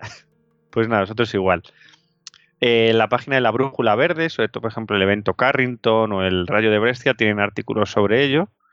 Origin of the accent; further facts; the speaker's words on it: Madrid, Community of Madrid, Spain; Nosotros, por ejemplo, somos de Madrid, aquí el riesgo sísmico es nulo